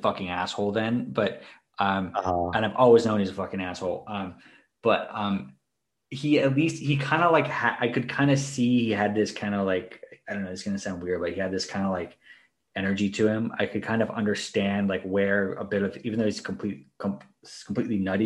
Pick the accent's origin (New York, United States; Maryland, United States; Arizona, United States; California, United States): Maryland, United States; I grew up in Maryland